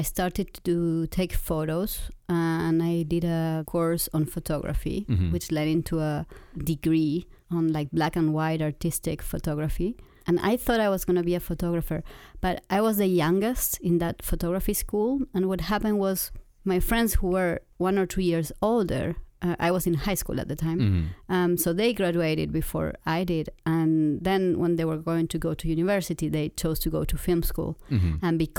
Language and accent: English; Argentina; This was in Argentina. I'm from Argentina.